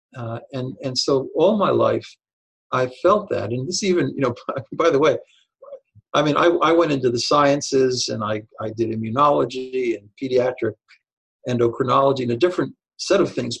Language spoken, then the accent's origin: English; Babylon, New York, United States; moved away; also born or lived in Chicago; I'm from Babylon, Long Island, which is where I was originally from